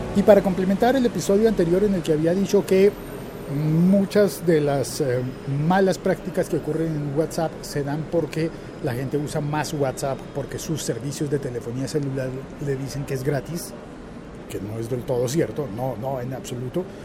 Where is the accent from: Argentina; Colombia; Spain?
Colombia